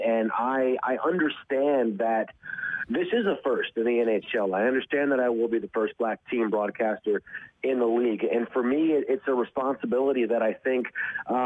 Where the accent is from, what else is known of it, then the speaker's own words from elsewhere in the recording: Detroit, Michigan, United States; growing up in Detroit